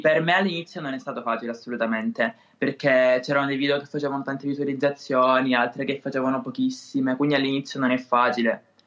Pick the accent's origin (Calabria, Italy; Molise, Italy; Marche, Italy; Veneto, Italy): Calabria, Italy; Siderno; accent: Calabrian; Sono di Siderno, in provincia di Reggio Calabria